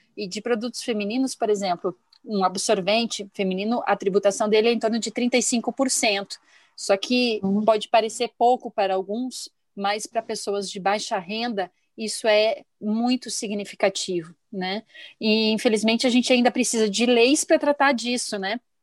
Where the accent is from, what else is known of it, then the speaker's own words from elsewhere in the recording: Rio Grande do Sul, Brazil; now in Curitiba, Brazil; eu nasci no Rio Grande do Sul, mas Curitiba